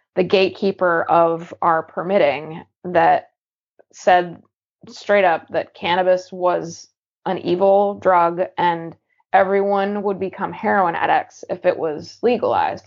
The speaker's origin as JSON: {"language": "English", "region": "Eastern Washington", "country": "United States", "tie": "born or raised there", "moved": "yes", "lives_now": "Portland, United States", "said": "growing up in Eastern Washington, super unfriendly"}